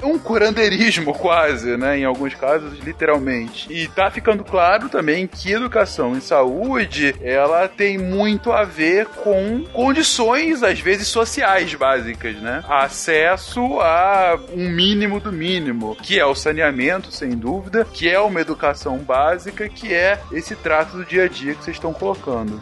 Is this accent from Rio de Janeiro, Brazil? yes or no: yes; Rio de Janeiro, Brazil; aqui da cidade onde eu cresci. No Rio de Janeiro